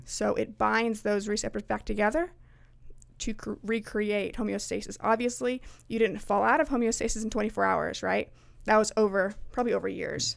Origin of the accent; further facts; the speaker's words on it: Liberty, Missouri, United States; now in Kansas, United States; I live in Kansas at the moment, but I grew up in Liberty, so I was an eight one six girl.